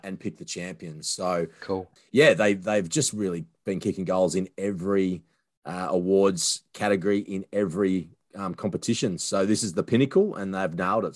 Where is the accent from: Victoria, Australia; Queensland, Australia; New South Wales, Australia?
Queensland, Australia; Sunshine Coast; born or raised there